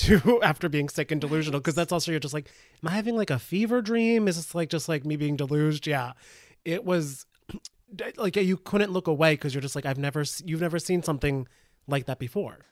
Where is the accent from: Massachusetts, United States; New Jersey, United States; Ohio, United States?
New Jersey, United States; northern; I'm from, like, northern Jersey